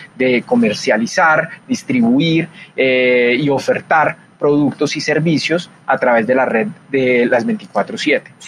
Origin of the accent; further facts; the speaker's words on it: Colombia; en mi país, en Colombia